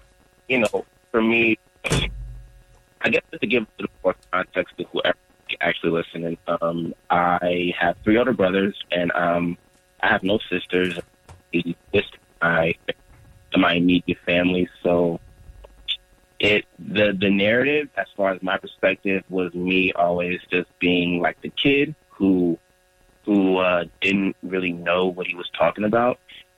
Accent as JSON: {"language": "English", "country": "Nigeria", "said": "And my brothers and my parents and their parents, they were all just taught, especially being Nigerian"}